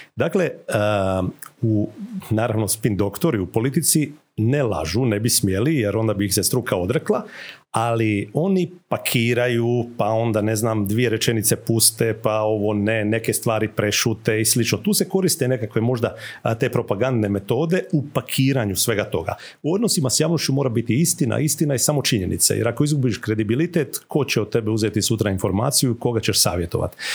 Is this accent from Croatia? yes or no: yes; Croatia